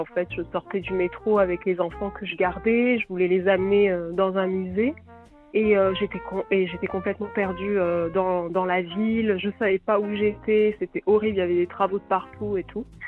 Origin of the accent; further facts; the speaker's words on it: France; accent: French; mon accent français